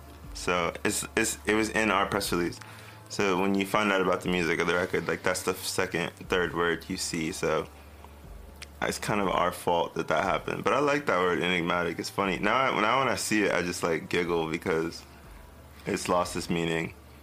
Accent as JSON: {"language": "English", "town": "Miami", "region": "Florida", "country": "United States", "tie": "born there", "also_born_or_lived": "Tennessee", "said": "I was born in Miami, Florida. A lot of people don't know that. Like, in Fort Lauderdale area. But I moved to Tennessee for a while."}